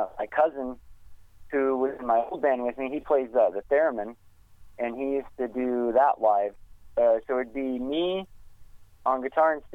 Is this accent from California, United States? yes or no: no; Wichita, Kansas, United States; moved away; I'm initially from Wichita, Kansas